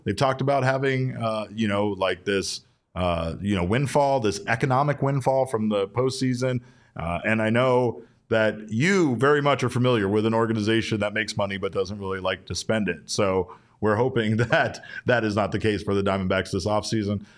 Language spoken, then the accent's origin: English; Arizona, United States; I'm from Arizona